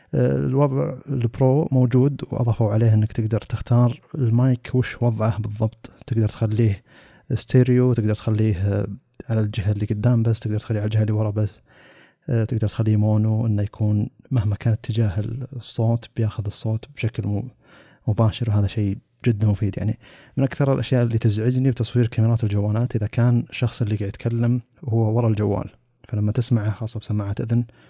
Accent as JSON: {"language": "Arabic", "country": "Saudi Arabia", "said": "عندنا في السعودية"}